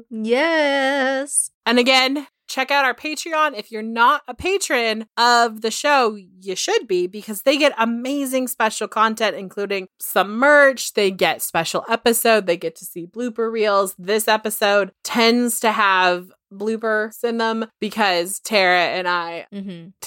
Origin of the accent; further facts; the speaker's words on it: Tukwila, Washington, United States; I grew up in Tuckawilla, Washington, most famously known for the Green River Killer, Gary Ridgway, as my city was his dumping grounds for many years. It's about a 15 20 minute drive from downtown Seattle.